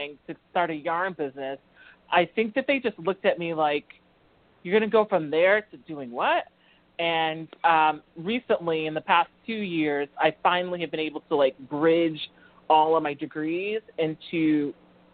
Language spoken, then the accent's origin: English; Georgia, United States; moved away as an adult; also born or lived in Chicago North Shore suburbs, Illinois; now in Boston, United States; my family, we made our way to the South in Georgia. I went to high school and college there.